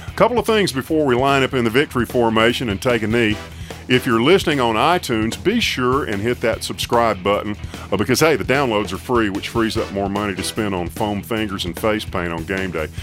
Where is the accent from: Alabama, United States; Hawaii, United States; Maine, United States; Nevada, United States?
Alabama, United States; Tuscaloosa; growing up in Tuscaloosa